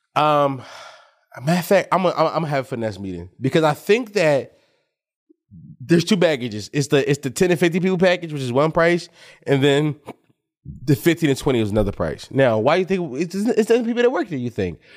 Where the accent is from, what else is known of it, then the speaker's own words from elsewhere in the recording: Philadelphia, Pennsylvania, United States; I'm from Uptown